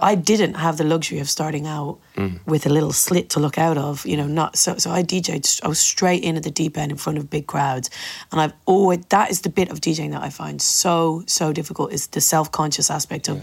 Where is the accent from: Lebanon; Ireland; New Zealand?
Ireland; I am so proud of being Irish